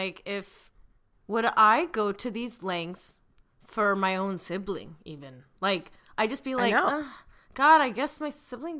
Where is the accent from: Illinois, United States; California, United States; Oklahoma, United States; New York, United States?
Illinois, United States; But then again, I'm from Central Illinois.